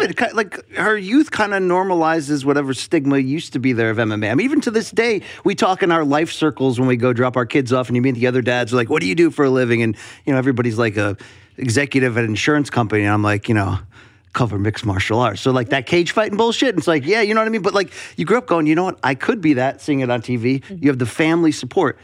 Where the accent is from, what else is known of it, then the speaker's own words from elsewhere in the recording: Connecticut, United States; I grew up in Connecticut, but as a fellow tri-stater